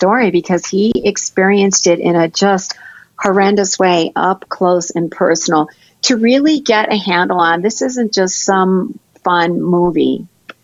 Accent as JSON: {"language": "English", "region": "Michigan", "country": "United States", "moved": "yes", "lives_now": "North Dakota, United States", "said": "because we live in North Dakota, and I'm originally from Michigan"}